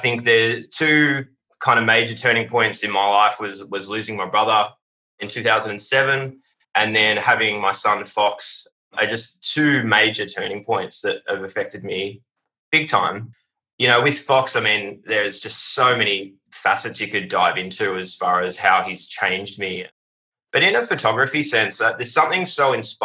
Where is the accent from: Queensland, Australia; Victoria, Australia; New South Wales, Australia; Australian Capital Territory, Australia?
Victoria, Australia; Warrnambool; now in Melbourne, Australia; I have a son down in Warrnambool, which is my hometown